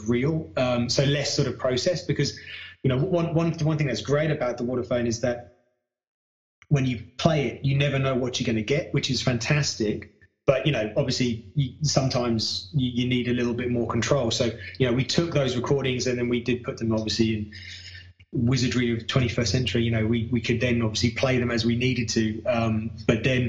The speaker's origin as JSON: {"language": "English", "country": "United Kingdom", "moved": "as an adult", "lives_now": "Australia", "said": "I'm British and I moved here with my wife"}